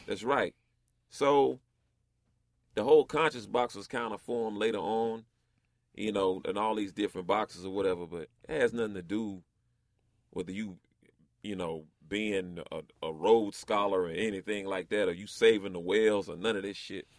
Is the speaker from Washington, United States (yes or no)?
no; North Carolina, United States; I grew up in West Side, North Carolina